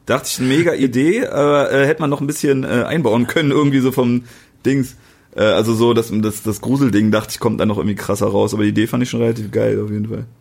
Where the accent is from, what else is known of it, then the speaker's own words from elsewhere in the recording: East Germany, Germany; Ich bin Ossi